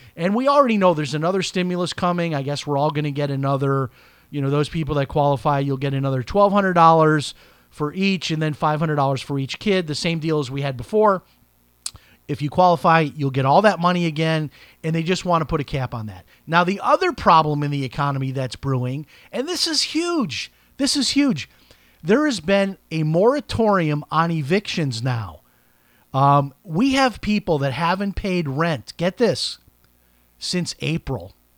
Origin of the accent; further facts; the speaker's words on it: Chicago, Illinois, United States; my hometown of Chicago